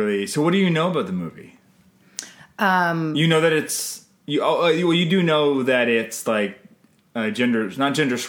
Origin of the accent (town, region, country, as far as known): Canada